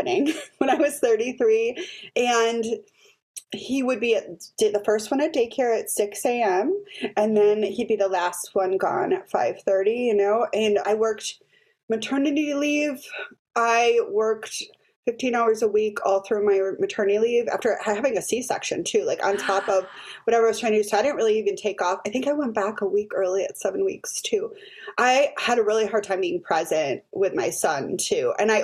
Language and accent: English; Milwaukee, Wisconsin, United States; I grew up in Milwaukee.